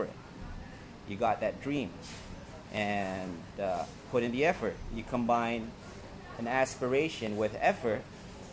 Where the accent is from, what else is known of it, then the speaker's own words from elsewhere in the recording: New York City, New York, United States; moved away; I grew up in New York City in Roosevelt Island, New York